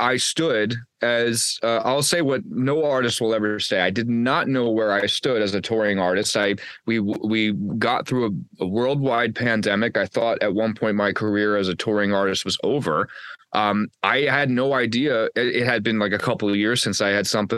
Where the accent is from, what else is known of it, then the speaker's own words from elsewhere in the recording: Red Bank, New Jersey, United States; my hometown in Red Bank